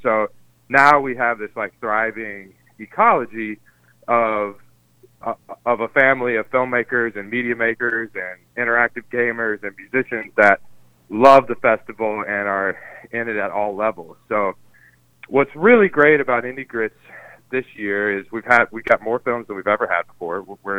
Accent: Clover, South Carolina, United States; also born or lived in Boston, Massachusetts; I grew up in a small town called Clover, South Carolina. It's upstate, outside, right across the border from Charlotte and Gastonia in North Carolina.

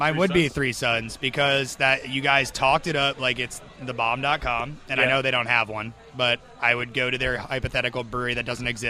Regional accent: Stuart, Florida, United States; I'm from Stewart, so I'm from like right near. I'm 30 minutes from West Palm

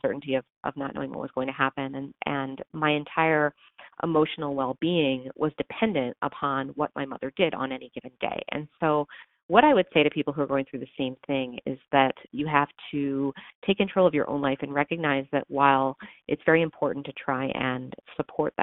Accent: suburbs of Washington, D.C., Maryland side, United States; moved away as an adult; also born or lived in New York; now in Chicago, United States; I grew up in the suburbs of Washington, D.C. on the Maryland side, just about 15 miles northwest of D.C.

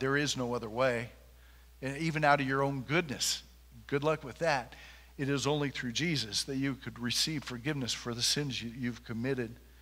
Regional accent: Junction City, United States; I am from Junction City, and there's a lot of good people in this town.

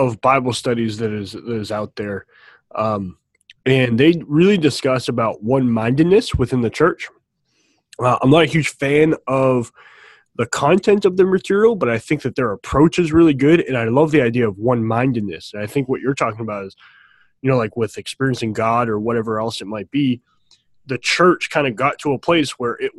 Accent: New England, United States; moved away; I'm from New England, so we're rude up there.

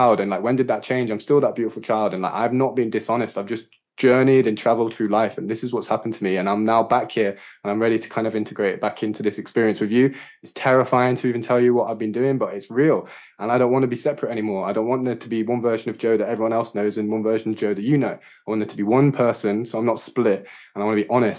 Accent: Yorkshire and the Humber, United Kingdom; moved away as an adult; also born or lived in London / Sri Lanka / Wales / Glastonbury; I grew up in Yorkshire with my mum and dad and my sisters and local community, good friends

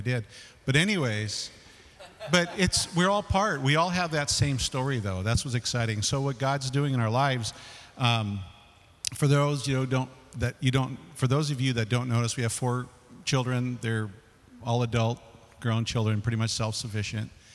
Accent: San Fernando Valley, California, United States; I grew up in the San Fernando Valley and the smog and all that stuff.

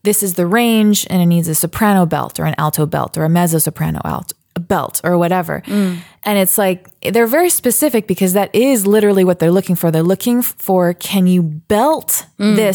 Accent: Baltimore, Maryland, United States; I grew up actually singing in the Peabody Children's Choir at Johns Hopkins in Baltimore. And that was like 11 years of my life

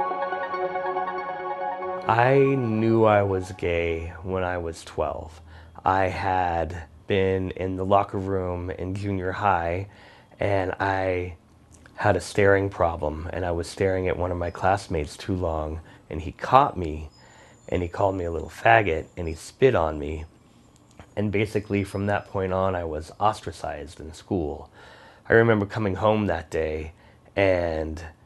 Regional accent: Tucson, Arizona, United States; I grew up in Tucson, Arizona

